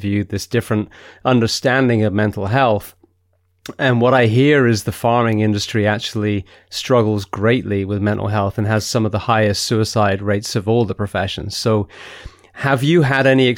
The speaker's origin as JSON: {"language": "English", "region": "England", "country": "United Kingdom", "said": "I'm an Englishman"}